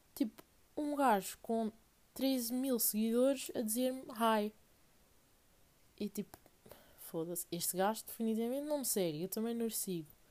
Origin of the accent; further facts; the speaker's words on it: Portugal; venho de Portugal